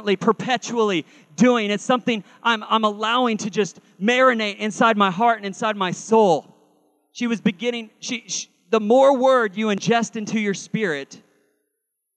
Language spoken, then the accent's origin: English; Carl Junction, Missouri, United States; I was raised in Carl Junction, Missouri